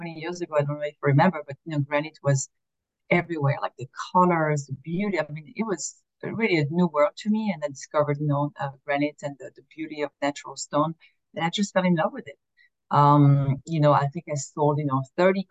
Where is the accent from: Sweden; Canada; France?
France; moved away as an adult; now in Philadelphia, United States; I was born and raised in France. I've been here in the US for 20 years